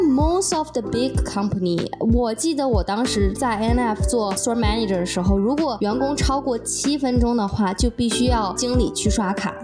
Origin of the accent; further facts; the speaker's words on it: Tianjin, China; now in Boston, United States; 我是来自天津生活在波士顿的